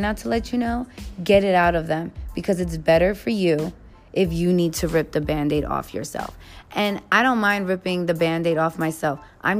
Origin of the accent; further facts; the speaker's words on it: New York City, New York, United States; I am from the Bronx